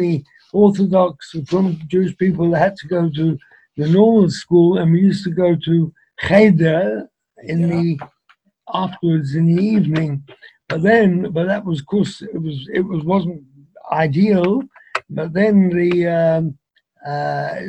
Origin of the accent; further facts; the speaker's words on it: London, United Kingdom; now in Manchester, United Kingdom; I was born in London